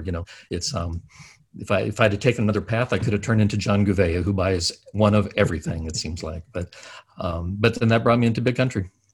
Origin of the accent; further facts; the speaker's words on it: United States; also born or lived in Annapolis, Maryland; I'm an American. I live uh, in, close by Washington D.C um, basically on the Maryland side of DC